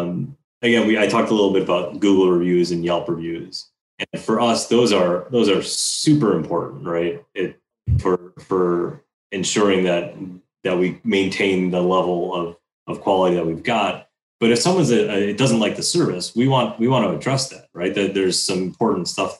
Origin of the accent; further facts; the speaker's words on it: Chicago, Illinois, United States; growing up in Chicago